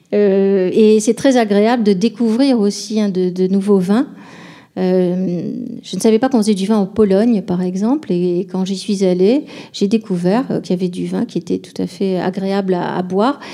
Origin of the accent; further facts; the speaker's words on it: Bordeaux, Nouvelle-Aquitaine, France; étant bordelaise, euh, j'ai été élevée dans une tradition